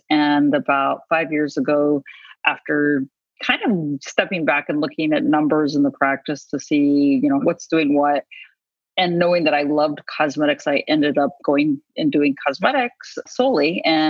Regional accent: New Mexico, United States; also born or lived in Chicago / Oklahoma; I'm from New Mexico originally. And my mother moved to Oklahoma.

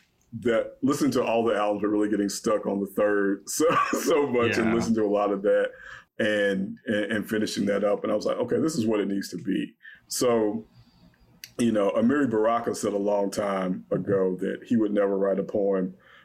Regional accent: the South, United States; I'm Black, I'm from the South.

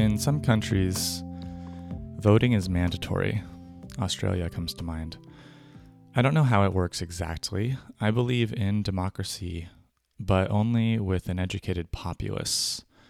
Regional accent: California, United States; also born or lived in New York / Brooklyn, New York; now in Germany; I was born in California, but I've voted for most of my life in New York State as a New Yorker, where I am still registered in Brooklyn. But I don't live there anymore. I live in Germany.

